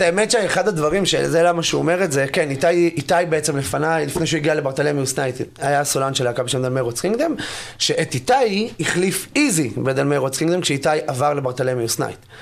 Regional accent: Jerusalem, Jerusalem District, Israel; אני ירושלמי

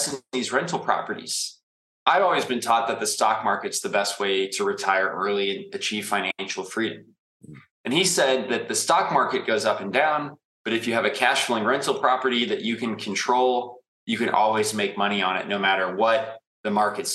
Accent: St. Louis, Missouri, United States; moved away as an adult; now in Indianapolis, United States; I'm from St. Louis. You're correct. I spent the last 7 years in Indianapolis

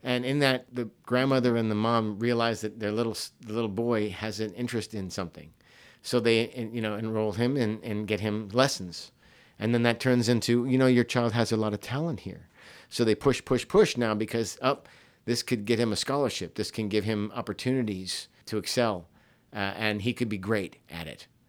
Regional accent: Hawaii, United States; young person growing up in Hawaii at a private school where I was only in one school from kindergarten all the way through twelfth grade

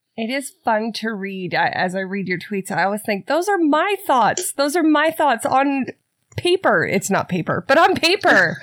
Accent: Canada; I'm Canadian

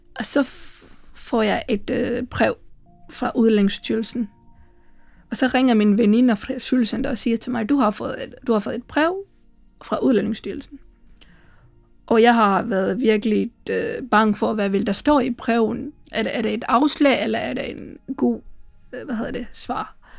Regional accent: Sri Lanka; Danish is a second language; moved away as an adult; now in Aarhus, Denmark; jeg kommer fra Sri Lanka, og øh, jeg bor i Aarhus

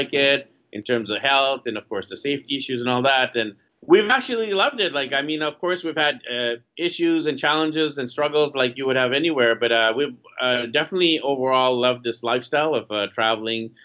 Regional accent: Vancouver, British Columbia, Canada; moved away as an adult; I'm from Vancouver, BC, Canada, and in my hometown, I was working in a traditional 9-to-5 job

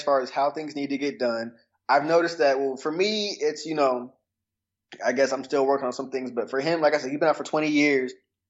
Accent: Atlanta, Georgia, United States; also born or lived in Seattle, Washington; Okay, well, born in Seattle, Washington, but I've been in Atlanta since I was three.

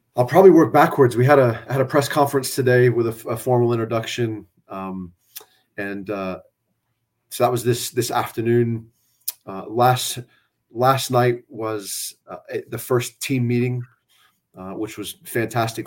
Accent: San Antonio, Texas, United States; also born or lived in Floresville, Texas; I grew up in South Texas. I'm a San Antonio guy

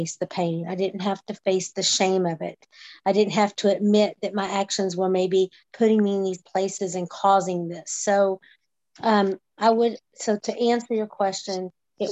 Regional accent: Texas, United States; Growing up in the Texas beauty pageant system

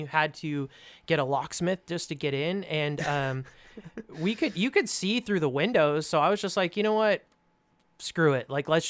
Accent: California, United States; So I came from California, and my dad basically venture capitaled, and then I did all of the work.

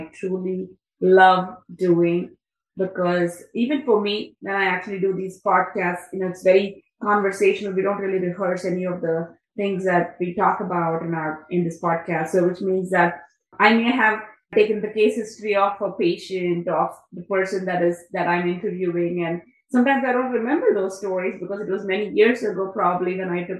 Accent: India; I'm from India

